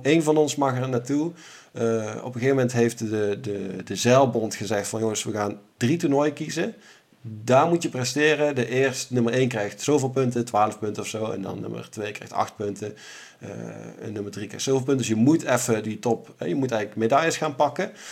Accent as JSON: {"language": "Dutch", "country": "Netherlands", "said": "wij als Nederlanders"}